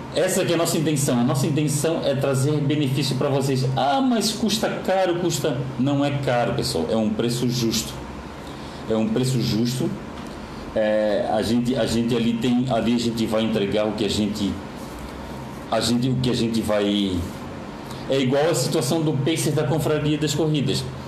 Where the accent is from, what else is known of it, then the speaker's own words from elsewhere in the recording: Florianópolis, Santa Catarina, Brazil; Eu sou manezinho da ilha aqui de Florianópolis